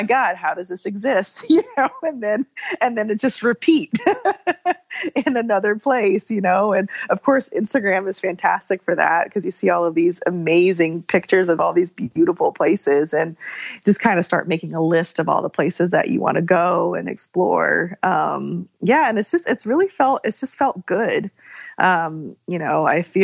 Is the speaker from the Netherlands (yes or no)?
no; Germany; moved away; I grew up in Germany